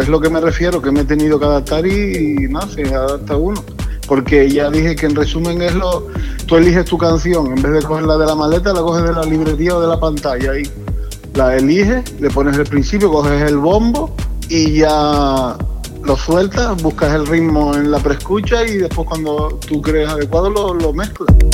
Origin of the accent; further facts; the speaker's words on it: Tenerife, Canary Islands, Spain; yo nací aquí en Tenerife, y, y pues pertenecía a un grupo de break aquí